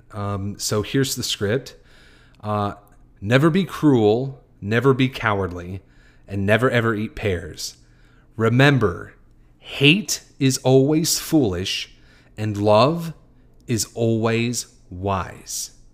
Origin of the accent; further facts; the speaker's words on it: United States; I am Caucasian American. I, am a white American